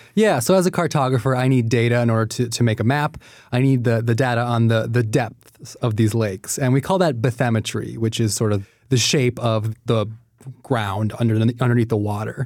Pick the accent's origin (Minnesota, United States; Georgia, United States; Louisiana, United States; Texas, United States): Minnesota, United States; I grew up in Minnesota